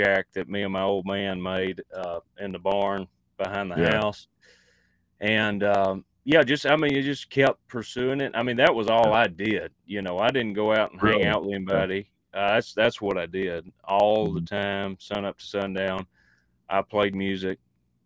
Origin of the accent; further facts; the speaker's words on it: East Texas, United States; I grew up in East Texas, and I rodeoed a bunch and just did farm life stuff, small town stuff.